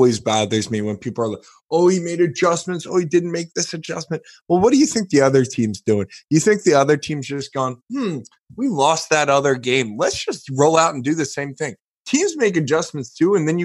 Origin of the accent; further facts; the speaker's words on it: Philadelphia, Pennsylvania, United States; growing up in Philadelphia, it tends to be like hyper pressure